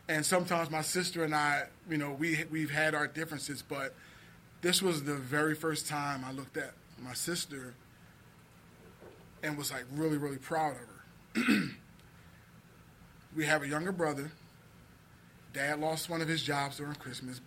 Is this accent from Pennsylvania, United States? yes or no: yes; Philadelphia, Pennsylvania, United States; I grew up in South Philly.